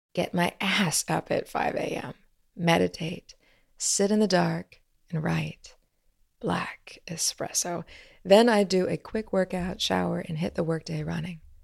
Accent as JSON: {"language": "English", "region": "Midwest", "country": "United States", "tie": "born or raised there", "said": "Growing up in the Midwest"}